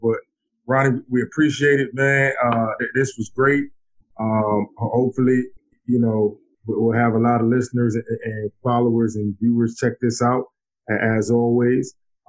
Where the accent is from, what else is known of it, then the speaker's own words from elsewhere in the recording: New York City, New York, United States; Where I grew up at in East New York, it's about 5-7 minutes drive from Brownsville.